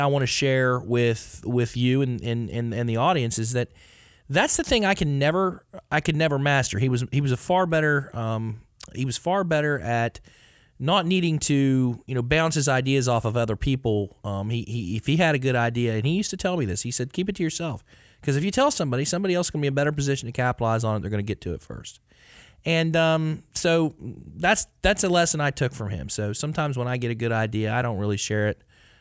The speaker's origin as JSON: {"language": "English", "region": "West Virginia", "country": "United States", "tie": "born or raised there", "said": "growing up in West Virginia"}